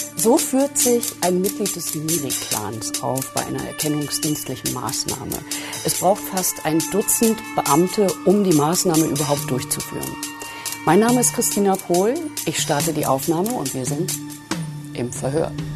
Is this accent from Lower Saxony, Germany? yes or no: yes; Weserbergland, Lower Saxony, Germany; Also ich stamme aus dem Weserbergland. Ich bin da geboren.